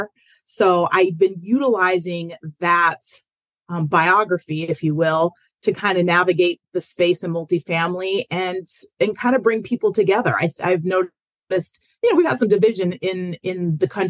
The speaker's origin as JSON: {"language": "English", "town": "Denver", "region": "Colorado", "country": "United States", "tie": "born or raised there", "said": "my hometown of Denver"}